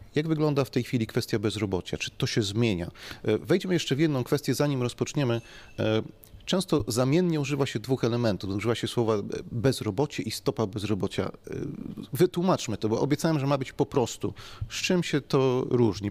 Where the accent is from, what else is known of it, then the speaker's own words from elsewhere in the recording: Silesian Voivodeship, Poland; u nas na Śląsku